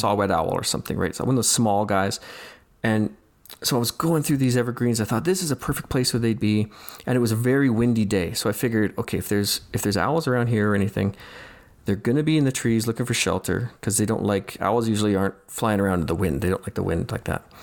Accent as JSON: {"language": "English", "region": "Saskatchewan", "country": "Canada", "tie": "born or raised there", "moved": "yes", "lives_now": "Calgary, Canada", "said": "I grew up in Saskatchewan"}